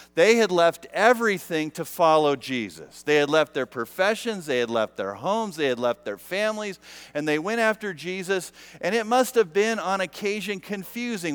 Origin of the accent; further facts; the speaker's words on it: United States; being American